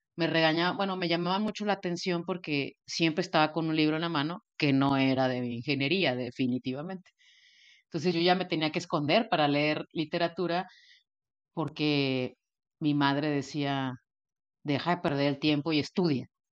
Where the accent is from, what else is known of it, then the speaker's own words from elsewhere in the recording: Monterrey, Nuevo León, Mexico; also born or lived in Houston; yo soy de Monterrey